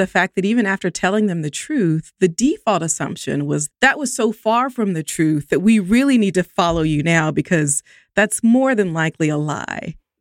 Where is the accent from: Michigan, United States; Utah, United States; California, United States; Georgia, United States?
Georgia, United States; Columbus; I grew up in Columbus, Georgia